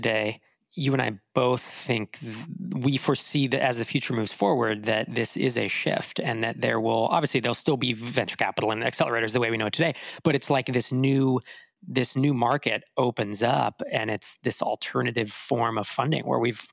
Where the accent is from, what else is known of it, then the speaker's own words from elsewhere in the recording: Bay Area, California, United States; moved away as an adult; also born or lived in Sacramento; I grew up in the Bay Area until, I'm trying to think, it was the mid-90s, and then I went to college in Sacramento